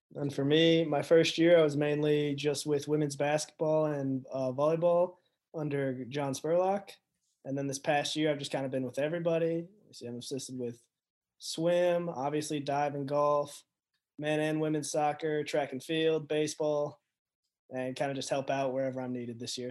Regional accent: Lexington, Kentucky, United States; I'm originally from Lexington, Kentucky, so grew up, you know, a big UK fan

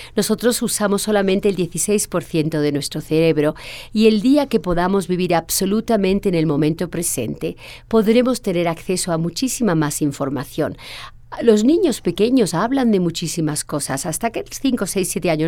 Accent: Spain; cuando llego a España, mi país natal

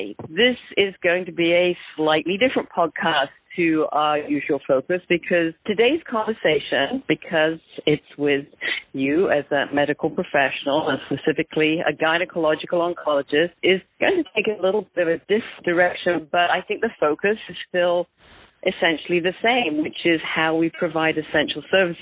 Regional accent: United Kingdom; somebody who grew up in the UK

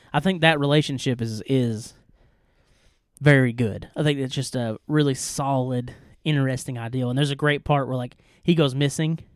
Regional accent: East Tennessee, United States; we are two idiots from East Kentu-, East Tennessee

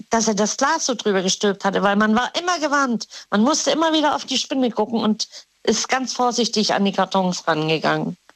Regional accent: West Germany, Germany; Ich, du weißt ja, ich bin ja von hier also von Westdeutschland in die DDR gezogen und dann wieder zurück.

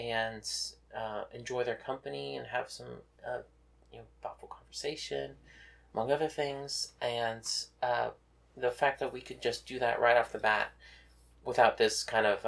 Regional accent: Texas, United States; now in Westchester, United States; me from Texas

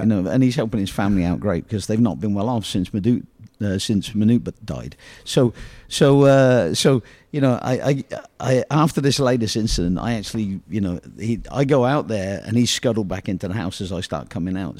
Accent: England, United Kingdom; born or raised there; moved away

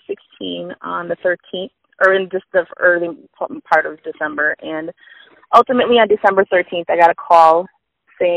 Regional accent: Minnesota, United States; I'm from Minnesota.

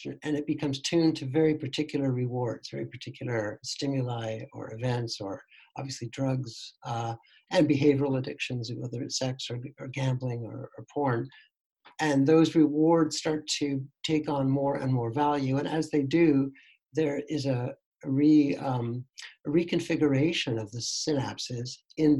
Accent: Canada; moved away as an adult; also born or lived in Toronto; now in Netherlands; I'm actually a Canadian, but I've been living here with my family for almost 10 years.

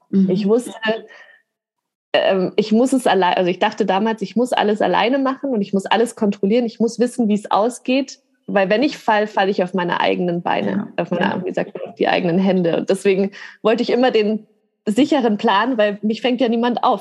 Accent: Grafing, Bavaria, Germany; now in Munich, Germany; ich bin in Grafing aufgewachsen und dann nach München gezogen

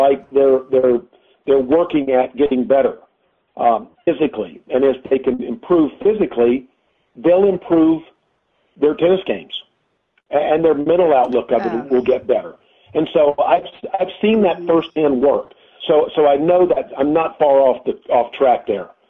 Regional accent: High Point, North Carolina, United States; grew up in High Point

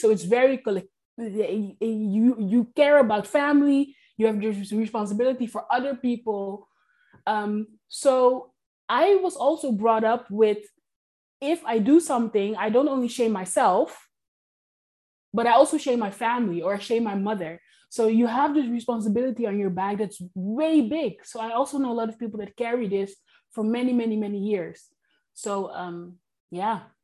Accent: Netherlands; also born or lived in Curaçao; I was brought up in the Netherlands and on a tiny island in Curacao

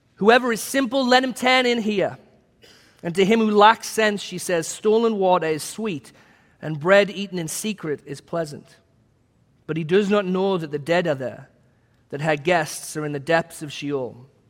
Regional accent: England, United Kingdom; now in United States; my home country of England.

